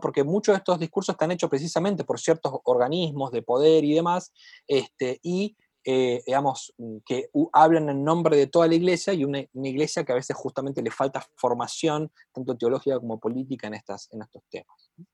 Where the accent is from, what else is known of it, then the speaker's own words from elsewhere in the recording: Santa Fe, Argentina; yo vengo de Santa Fe, que está al lado de Chaco